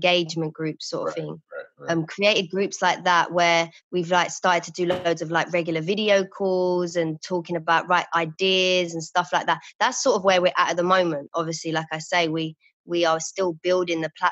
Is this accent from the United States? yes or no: no; London, United Kingdom; I used to be an outreach support worker for young girls in the community where I grew up in Woolwich